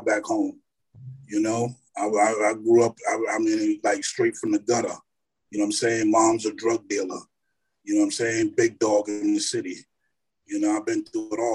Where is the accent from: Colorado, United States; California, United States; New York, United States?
New York, United States; New York City; moved away as an adult; now in Hampton Roads, United States; Born and raised in Brooklyn, New York